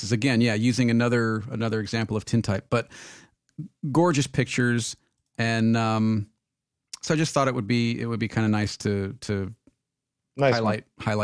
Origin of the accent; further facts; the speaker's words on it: Michigan, United States; not only am I … from Michigan, I am … … from Michigan.